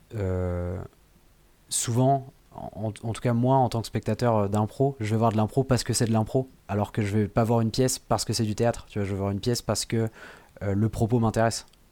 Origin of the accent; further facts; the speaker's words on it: Le Poiré-sur-Vie, Pays de la Loire, France; la commune où j'ai grandi quand j'étais petit, c'est au Poiré Survie.